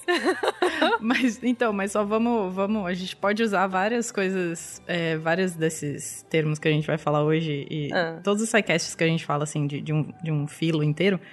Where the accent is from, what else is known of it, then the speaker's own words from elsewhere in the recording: São Paulo, Brazil; somos de São Paulo.